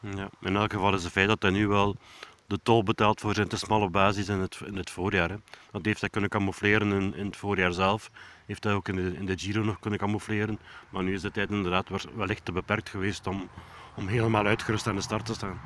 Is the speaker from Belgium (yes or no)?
yes; Belgium; als Belg